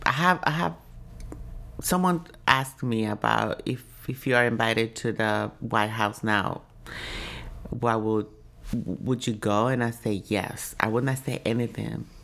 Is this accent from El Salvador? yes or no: yes; El Salvador; now in Washington, D.C., United States; I'm from El Salvador